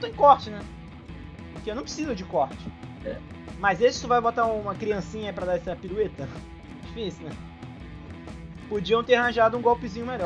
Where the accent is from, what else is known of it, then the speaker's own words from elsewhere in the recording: Brazil; eu como brasileiro